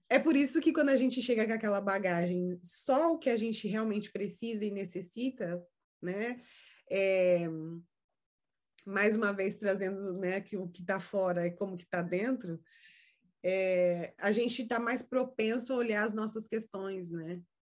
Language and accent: Portuguese; São Paulo, Brazil; moved away as an adult; also born or lived in Jundiaí; eu nasci e cresci em São Paulo, né? Que é uma cidade grande, agitada.